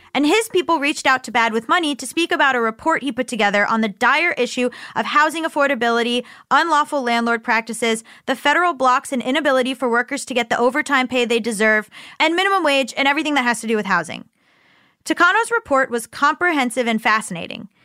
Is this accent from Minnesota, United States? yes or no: no; Florida, United States; moved away; I'm from Florida